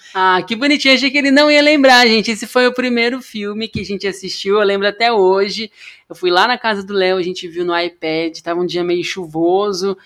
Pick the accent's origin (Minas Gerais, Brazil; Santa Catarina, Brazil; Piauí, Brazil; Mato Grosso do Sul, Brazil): Mato Grosso do Sul, Brazil; Amambai; also born or lived in Paraná; now in São Paulo, Brazil; Eu sou de Amambai, Mato Grosso do Sul